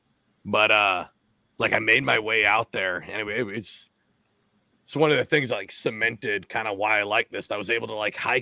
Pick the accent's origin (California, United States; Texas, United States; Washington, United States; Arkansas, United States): Washington, United States; moved away; also born or lived in New Jersey / Virginia; I'm originally from Washington State, so uh-huh. I grew up trout fishing